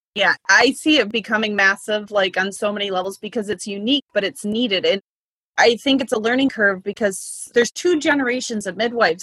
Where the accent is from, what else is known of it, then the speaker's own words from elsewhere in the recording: Indiana, United States; moved away; also born or lived in Alaska / Michigan / Massachusetts; Indiana, my home state